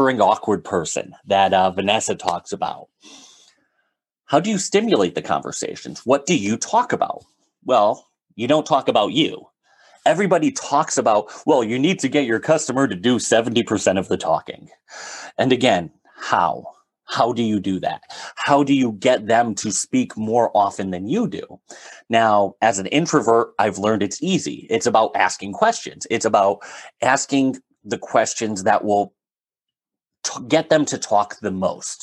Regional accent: Northeast, United States; I'm from the Northeast

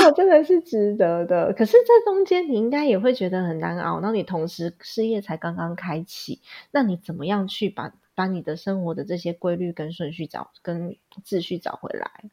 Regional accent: Taiwan; also born or lived in United States; 我爸还规定我那时候在美国念书的时候，我半年要回台湾一次

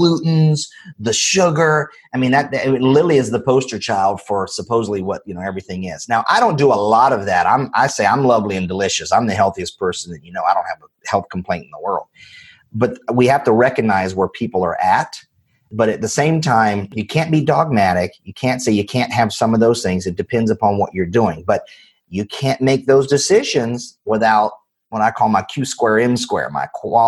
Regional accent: North Carolina, United States; I'm from North Carolina, right? And I grew up in a single wide trailer

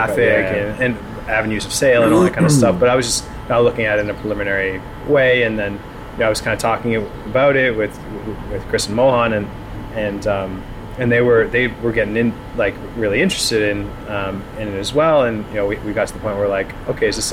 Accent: Toronto, Ontario, Canada; I'm originally from the West End

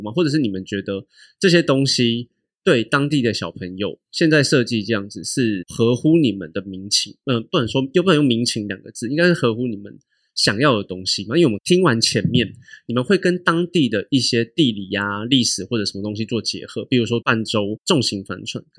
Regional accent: Taipei, Taiwan; 还是对我台北人太那个？

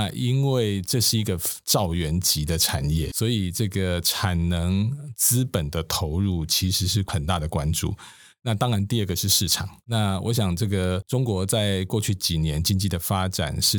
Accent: Taiwan; 我们台湾人说实话，做生意的人还蛮厉害的。

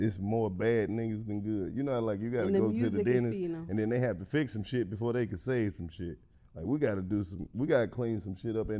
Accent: Mississippi, United States; I grew up in Mississippi

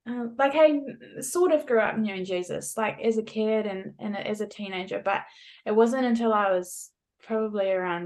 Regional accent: New Zealand; moved away as an adult; also born or lived in California, United States; now in Perth, Australia; I'm a Kiwi. I'm from New Zealand, but I've lived in Australia since the end of 2017.

